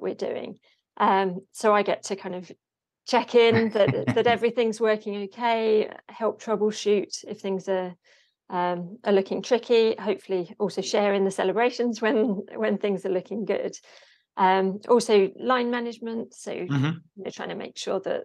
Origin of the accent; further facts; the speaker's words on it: Hertford, East of England, United Kingdom; I grew up in Hartford, which is just kind of next door